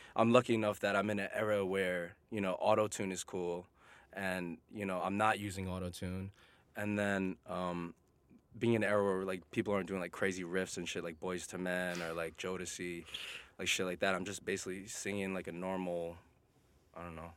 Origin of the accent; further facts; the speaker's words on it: New York City, New York, United States; I'm a born and raised New Yorker. I'm originally from Queens